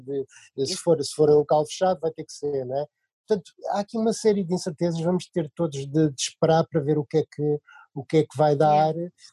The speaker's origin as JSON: {"language": "Portuguese", "town": "Leiria", "region": "Leiria District", "country": "Portugal", "tie": "born or raised there", "said": "por acaso somos de Leiria"}